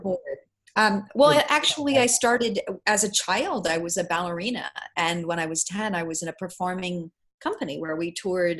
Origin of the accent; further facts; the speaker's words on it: Bay Area, California, United States; I grew up in the Bay Area.